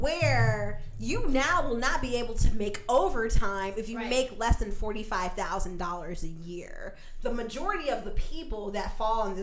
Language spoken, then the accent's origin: English; the South, United States; I come from the South